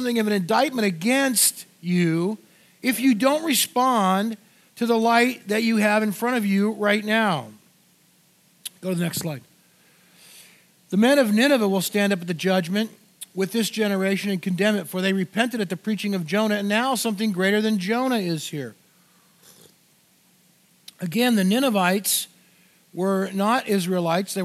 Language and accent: English; Orange County, California, United States; moved away; so I grew up in Orange County, California